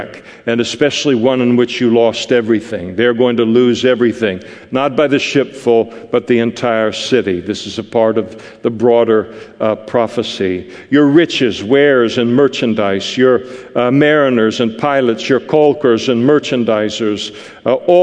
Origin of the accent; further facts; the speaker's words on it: Scot, Scotland, United Kingdom; me as a Scot